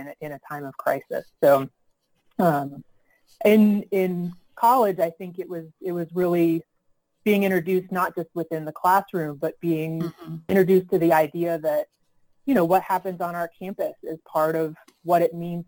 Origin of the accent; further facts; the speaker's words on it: Marietta, Georgia, United States; I grew up in Marietta, Georgia